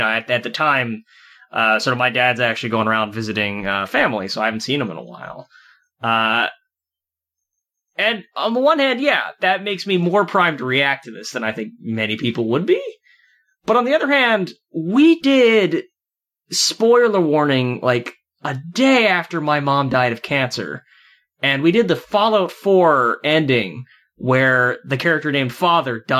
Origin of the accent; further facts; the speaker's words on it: United States; I'm an American.